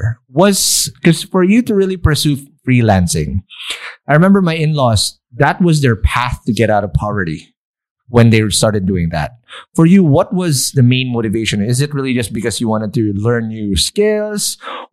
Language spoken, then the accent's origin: English; Philippines; we're just being Filipino ourselves too.